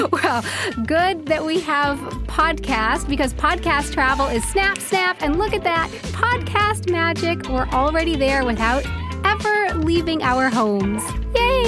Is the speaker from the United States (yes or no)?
yes; United States; moved away as an adult; now in Munich, Germany; I'm an American who has been living in Germany for around 10 years now, specifically in Munich